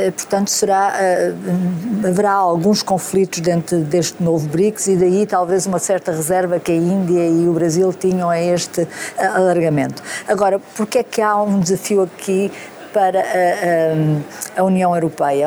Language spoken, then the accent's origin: Portuguese; Beja, Alentejo, Portugal; Sou de Beja